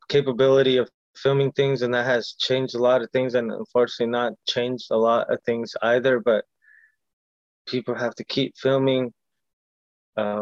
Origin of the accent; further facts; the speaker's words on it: Long Beach, California, United States; first language Spanish; English is a second language; also born or lived in Watts, Los Angeles / Compton; growing up in Long Beach